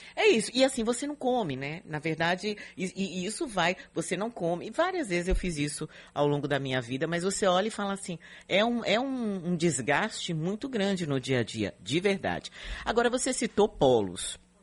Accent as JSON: {"language": "Portuguese", "region": "São Paulo", "country": "Brazil", "moved": "yes", "lives_now": "Salvador, Brazil", "said": "eu morava na Zona Leste, eu sou da é Penha"}